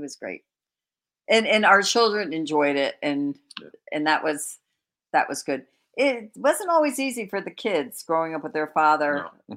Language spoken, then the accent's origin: English; Connecticut, United States; we're from Connecticut